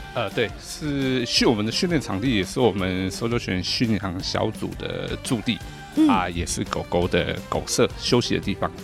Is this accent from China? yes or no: no; Taiwan; 我们台湾这边